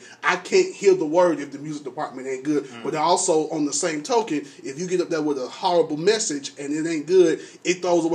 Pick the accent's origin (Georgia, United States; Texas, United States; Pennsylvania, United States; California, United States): Georgia, United States; Atlanta; I grew up in Atlanta